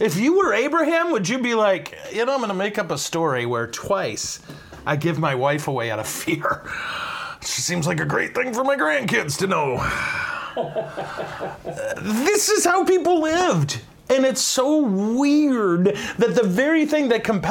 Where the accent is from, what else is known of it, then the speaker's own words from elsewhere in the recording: United States; I'm an American.